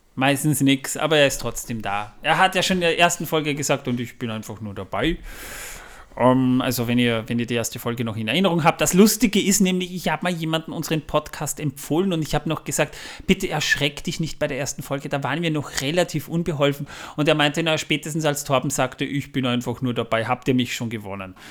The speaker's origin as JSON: {"language": "German", "area": "Waldviertel", "region": "Lower Austria", "country": "Austria", "said": "das ist im Waldviertel, da wo ich herkomme"}